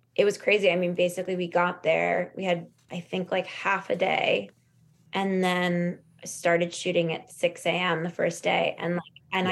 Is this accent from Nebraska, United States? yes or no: no; Los Angeles, California, United States; there was a lot available to us growing up in Los Angeles